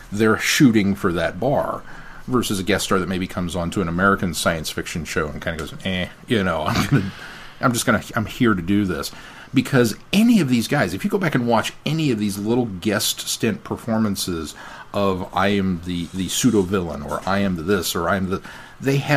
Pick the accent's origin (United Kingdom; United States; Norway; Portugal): United Kingdom; England; as an English actor growing up in England and going to school in England, you are surrounded and impermeated with Shakespeare.